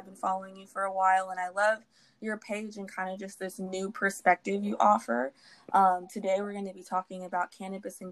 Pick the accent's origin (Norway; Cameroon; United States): United States; Houston, Texas; my hometown of Houston, Texas